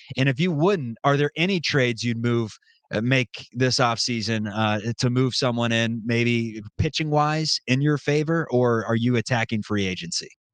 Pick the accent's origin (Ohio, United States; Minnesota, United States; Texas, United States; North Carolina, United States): Ohio, United States; Cincinnati; We're from Cincinnati